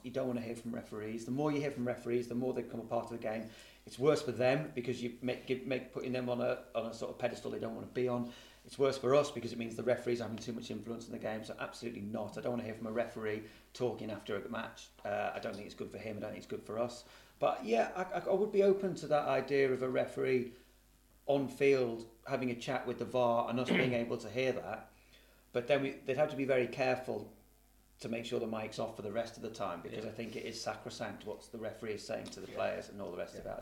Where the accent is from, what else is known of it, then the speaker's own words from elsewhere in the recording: Liverpool, North West England, United Kingdom; I'm sort of born and bred in Liverpool